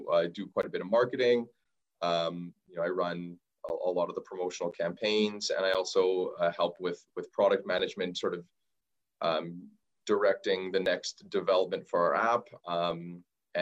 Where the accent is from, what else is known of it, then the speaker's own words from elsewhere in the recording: Vernon, British Columbia, Canada; moved away as an adult; now in Victoria, Canada; I'm actually from Vernon myself, so I'm pretty familiar with the area